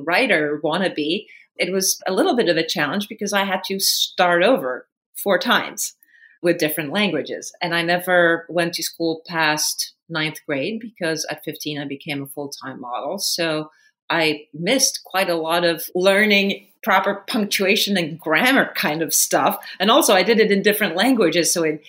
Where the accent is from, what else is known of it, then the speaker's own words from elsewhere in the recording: Sweden; the time that I grew up in Sweden was so incredibly gender balanced, so equal. It was probably the most gender equal country in the world at that point.